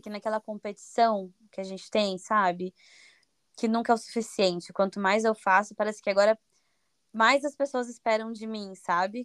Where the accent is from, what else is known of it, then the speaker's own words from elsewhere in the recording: Curitiba, Paraná, Brazil; moved away as an adult; also born or lived in United States / Belgium; now in Lisbon, Portugal; eu sou de Curitiba, Paraná, no Brasil. Eu vivo em Lisboa, Portugal.